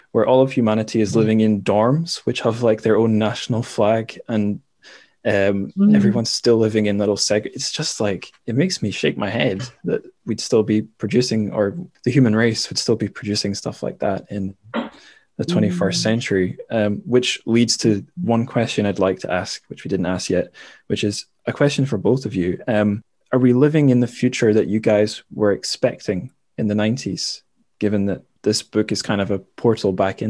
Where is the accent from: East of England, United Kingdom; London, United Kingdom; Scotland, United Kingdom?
Scotland, United Kingdom; also born or lived in Shanghai, China; as a Scottish person living in Scotland